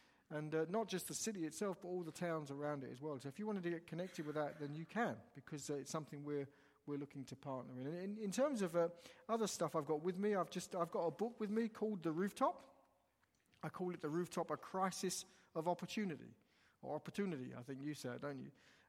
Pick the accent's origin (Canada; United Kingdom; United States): United Kingdom; England; I come from England, as was said